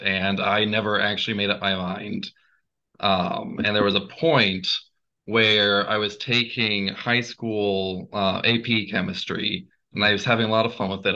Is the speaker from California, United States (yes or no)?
no; Gainesville, Georgia, United States; I'm from Gainesville, Georgia, not Ohio.